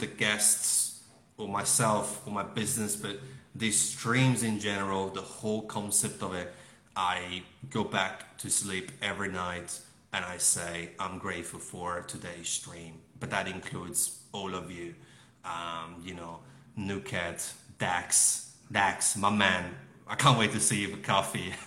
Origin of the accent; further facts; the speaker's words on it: Melbourne, Victoria, Australia; give back to Melbourne people, my people. So I'm from Melbourne